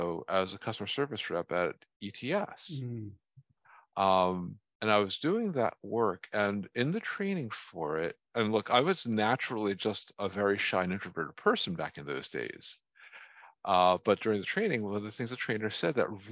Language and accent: English; New Jersey, United States; I grew up in North Jersey